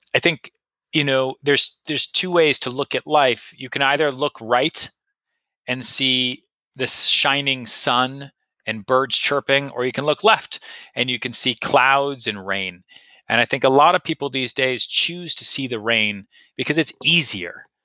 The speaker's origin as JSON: {"language": "English", "region": "Massachusetts outside Boston", "country": "United States", "tie": "born or raised there", "said": "I grew up in Massachusetts outside Boston"}